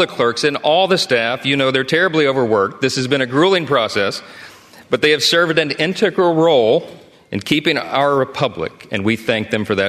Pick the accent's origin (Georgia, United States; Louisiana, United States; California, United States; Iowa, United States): Louisiana, United States; Shreveport; my hometown of Shreveport, Louisiana, a little town in northwest Louisiana.